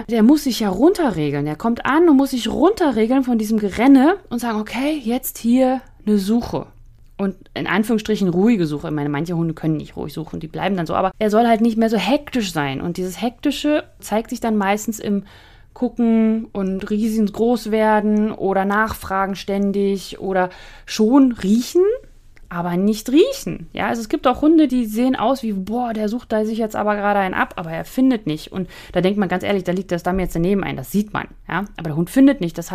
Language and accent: German; Northern Germany, Germany; Also ich komme ja aus dem Flachland, also ich war ja in Norddeutschland